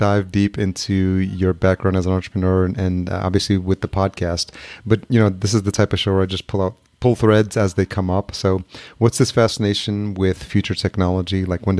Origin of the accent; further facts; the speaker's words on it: Yonkers, New York, United States; moved away as an adult; also born or lived in Atlanta / Los Angeles; now in Minneapolis, United States; I'm officially a resident of the Midwest, but I grew up in New York. Regular mm-hmm. listeners will know that I grew up in Yonkers, New York, just outside New York City. So I lived there most of my life, did a stint in Atlanta for a couple of years, and then lived previous to Minneapolis in L.A.